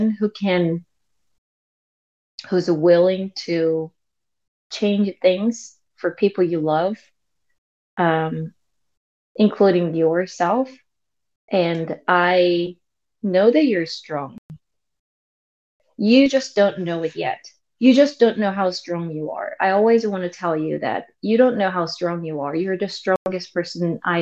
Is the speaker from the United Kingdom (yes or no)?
no; South Korea; English is a second language; moved away as an adult; now in United States